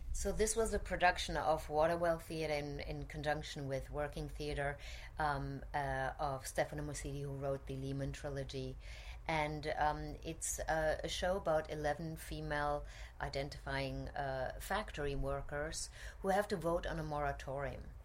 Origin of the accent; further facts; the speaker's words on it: Germany; moved away as an adult; also born or lived in Cologne / Zurich / Paris / Vienna; now in New York, United States; I grew up in Germany